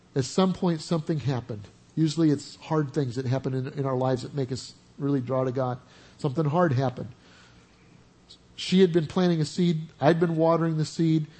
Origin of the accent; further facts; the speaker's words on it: Oklahoma, United States; I'm from Oklahoma